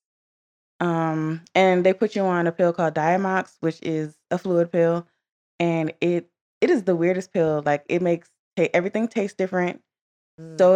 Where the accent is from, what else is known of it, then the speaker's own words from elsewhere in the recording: Maryland, United States; I'm from Maryland.